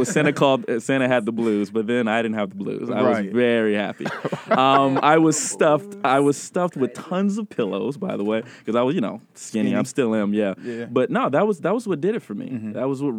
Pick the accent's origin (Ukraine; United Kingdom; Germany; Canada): Germany; I'm a military child, so I was born in Germany, and I lived there 20 years.